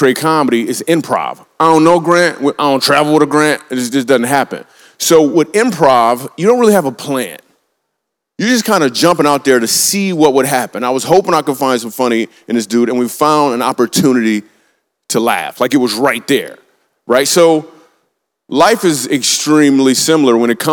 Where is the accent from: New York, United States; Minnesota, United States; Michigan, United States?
Michigan, United States; Grand Rapids; I grew up in Grand Rapids, Michigan